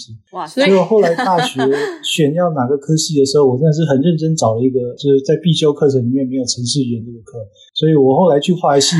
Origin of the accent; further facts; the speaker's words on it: Luodong, Yilan County, Taiwan; 我自己比较特别的成长的经验，可能就是我其实是乡下人，就我是在宜兰罗东出生长大的。